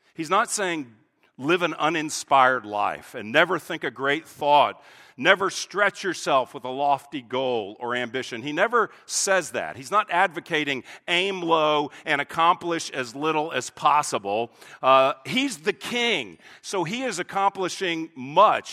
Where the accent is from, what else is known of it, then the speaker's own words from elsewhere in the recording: United States; an American pastor